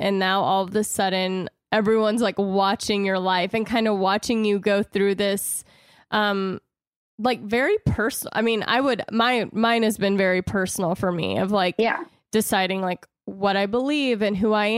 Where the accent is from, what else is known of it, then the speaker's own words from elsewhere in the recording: the South, United States; moved away as an adult; now in California, United States; I grew up in the South, so I grew up in a very Christian, conservative lifestyle